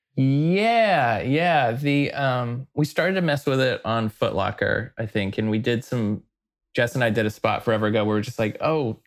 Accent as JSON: {"language": "English", "town": "Weatherford", "region": "Texas", "country": "United States", "tie": "born or raised there", "also_born_or_lived": "New York", "moved": "as an adult", "lives_now": "Portland, United States", "said": "I grew up in Texas in a tiny little town, about an hour and a half outside of Dallas, west, this tiny little place called Weatherford, Texas."}